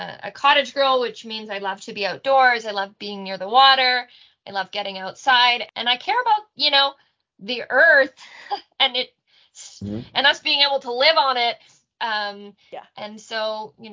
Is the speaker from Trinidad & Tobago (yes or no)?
no; Canada; also born or lived in Australia / Israel / New Zealand; I'm a Canadian through and through